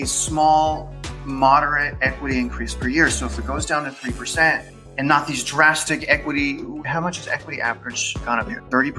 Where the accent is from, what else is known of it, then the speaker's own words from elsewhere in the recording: California, United States; now in Kingwood, United States; I'm from SoCal. SoCal, right, it's like $800,000.